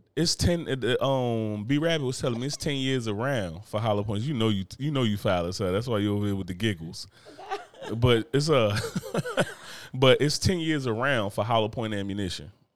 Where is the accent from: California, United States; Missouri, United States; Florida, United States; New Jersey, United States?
New Jersey, United States; moved away; my home state of New Jersey.